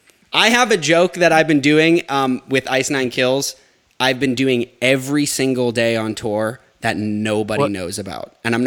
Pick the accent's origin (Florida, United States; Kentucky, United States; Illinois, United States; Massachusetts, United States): Massachusetts, United States; North Shore of; I'm Japanese and Italian, and I'm from the North Shore of Massachusetts.